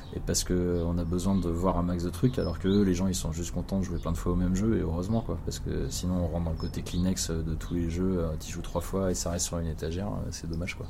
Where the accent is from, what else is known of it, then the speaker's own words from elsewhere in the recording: Cherbourg, Normandy, France; une boutique de jeux à Cherbourg là où j'ai grandi